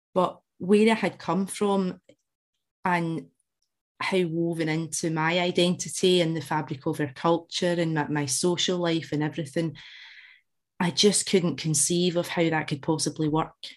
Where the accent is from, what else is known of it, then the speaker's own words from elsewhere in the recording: Glasgow, Scotland, United Kingdom; as you can tell from the accent, I, I was born in Glasgow, raised in with Central Scotland